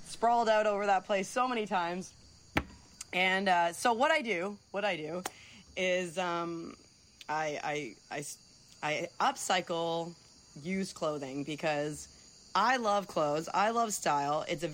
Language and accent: English; Windsor, Ontario, Canada; moved away; my hometown of Windsor, Ontario